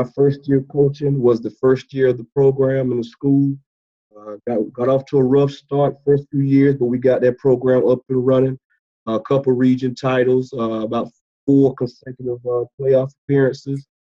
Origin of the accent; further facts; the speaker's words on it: Dublin, Georgia, United States; also born or lived in Clinton, South Carolina; I'm originally from Dublin, Georgia, middle Georgia area, right below Macon, about 35 minutes from the Macon, Georgia area.